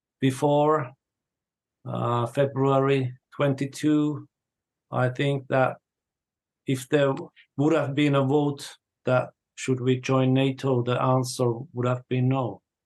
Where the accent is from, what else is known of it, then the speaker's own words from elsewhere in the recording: Finland; I grew up in Finnish countryside in the 80s.